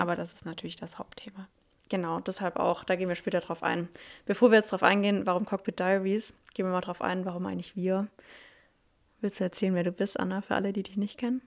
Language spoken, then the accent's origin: German; near Stuttgart, Baden-Württemberg, Germany; also born or lived in Reutlingen; ich bin 26, ich komme aus der Nähe von Stuttgart.